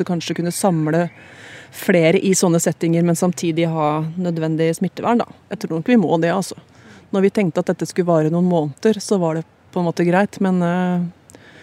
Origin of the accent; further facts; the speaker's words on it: Hamar, Innlandet, Norway; jeg er jo fra Hamar